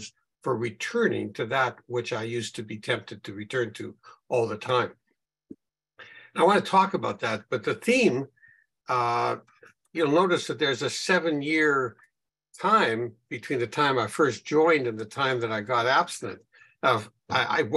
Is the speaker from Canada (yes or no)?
yes; Winnipeg, Manitoba, Canada; I'm from Winnipeg, Canada, where it's a lot colder than it is, I think, in Australia